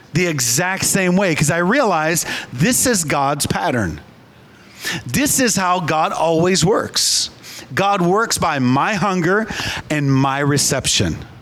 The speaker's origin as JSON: {"language": "English", "region": "Minnesota", "country": "United States", "tie": "born or raised there", "said": "I grew up in Minnesota, as did my wife"}